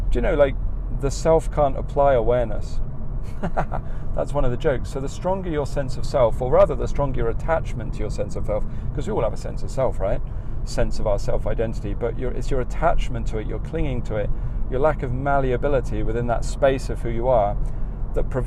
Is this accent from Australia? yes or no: yes; Australia; accent: Australian; moved away; as soon as I chat eh, with someone and they hear my accent in this country, they know I'm from Australia, so I can't hide that.